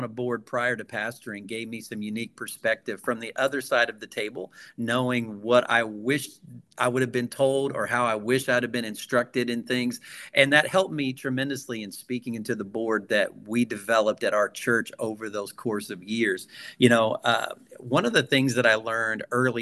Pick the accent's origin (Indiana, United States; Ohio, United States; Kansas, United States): Indiana, United States; Gibson County, Southwest; moved away; I was raised in Gibson County, Southwest Indiana